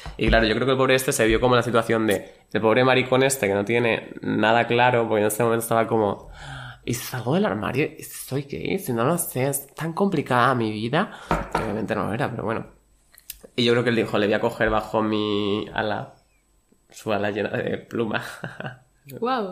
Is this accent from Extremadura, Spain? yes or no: yes; Badajoz, Extremadura, Spain; now in Madrid, Spain; yo de Badajoz